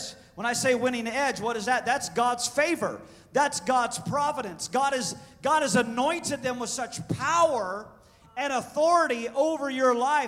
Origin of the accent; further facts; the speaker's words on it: Pekin, Illinois, United States; My hometown is Pekin, Illinois.